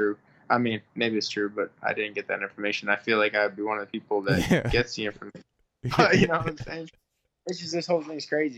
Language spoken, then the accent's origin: English; Boston, Massachusetts, United States; my hometown in Boston